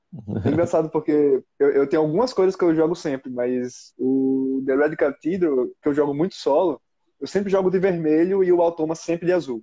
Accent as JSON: {"language": "Portuguese", "town": "Maceió", "region": "Alagoas", "country": "Brazil", "moved": "yes", "lives_now": "São Paulo, Brazil", "said": "eu sou de Maceió. Lá fala biscoito. Mas agora eu tô morando aqui em São Paulo e aqui é bolacha"}